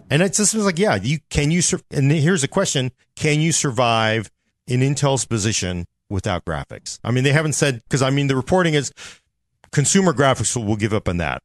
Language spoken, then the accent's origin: English; United States; as an American citizen